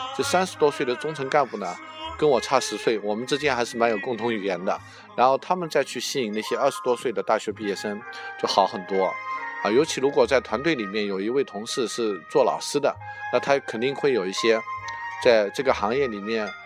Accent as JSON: {"language": "Chinese", "region": "Jiangnan", "country": "China", "accent": "Jiangnan", "said": "我江南口音"}